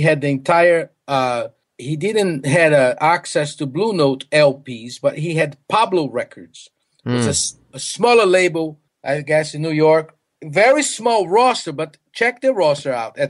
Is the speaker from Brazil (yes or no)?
yes; Recife, Pernambuco, Brazil; English is a second language; moved away; also born or lived in Boston / Mississippi; I was born in Brazil in a little city, not too little, it's actually a big city, Recife